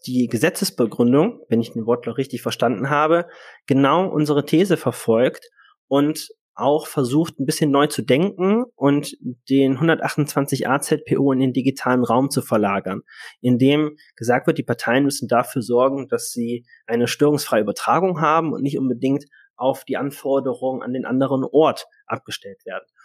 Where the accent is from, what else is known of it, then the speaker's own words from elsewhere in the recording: Cologne, North Rhine-Westphalia, Germany; moved away; also born or lived in Hanover; als Kölner ganz klar sagen, das ist Köln